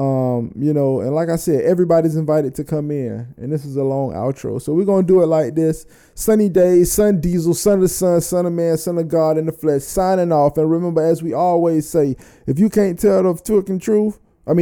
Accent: Florida, United States; I'm from Florida

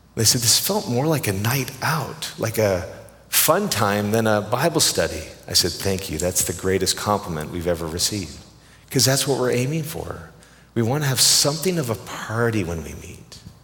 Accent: Canada; I'm Canadian

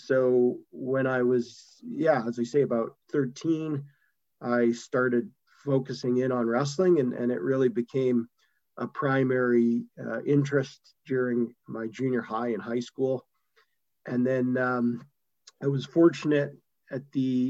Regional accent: Calgary, Alberta, Canada; also born or lived in Montreal, Canada; originally I was from Montreal and then grew up in Calgary in the western part of Canada

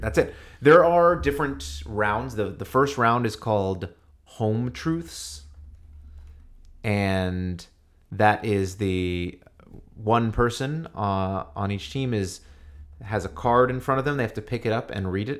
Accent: New York, United States; I grew up in New York

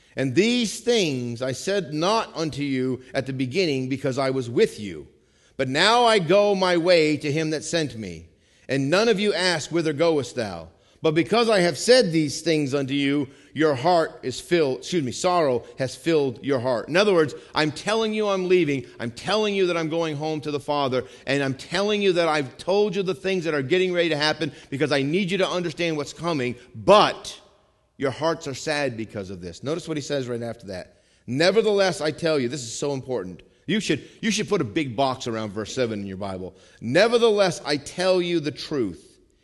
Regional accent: Vermont, United States; first language English; I'm from Vermont

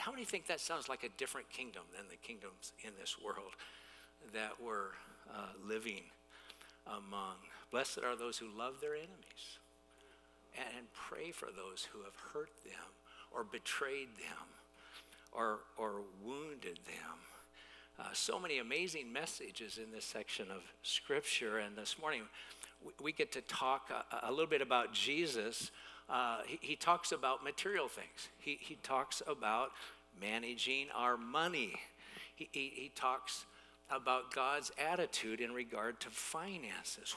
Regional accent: United States; as American consumers

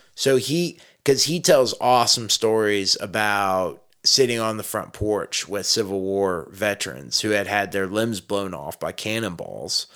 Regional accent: Texas, United States; I was raised a Texan

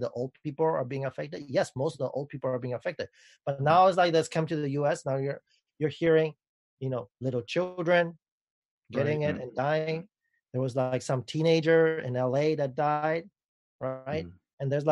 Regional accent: Madrid, Community of Madrid, Spain; now in United States; I was born in Madrid

